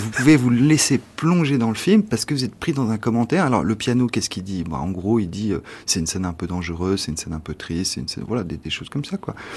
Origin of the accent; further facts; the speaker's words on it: France; Quand on est français